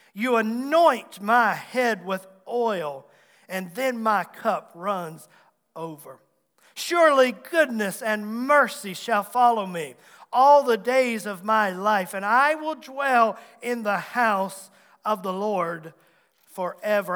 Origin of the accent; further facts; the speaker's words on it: Abbs Valley, Virginia, United States; I grew up in Abbs Valley, the big metropolitan area of Abbs Valley